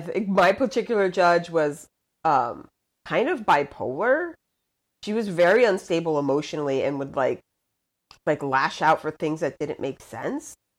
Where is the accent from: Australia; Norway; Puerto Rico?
Puerto Rico; Luquillo; moved away as an adult; I was born and raised in Puerto Rico, I, went to school on a military base. So my whole schooling was in English